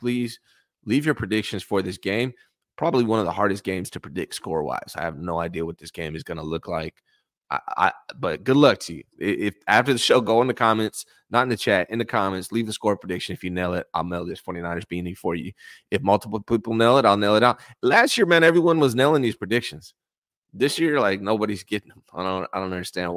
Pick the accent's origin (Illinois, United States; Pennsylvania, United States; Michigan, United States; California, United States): California, United States; Concord; also born or lived in near Loomis, California; I was born in Concord, born and raised in Concord, California.